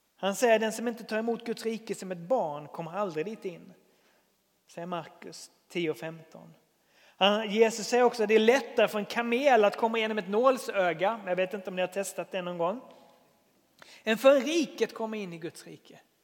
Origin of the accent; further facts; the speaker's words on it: Sweden; jag är väldigt svensk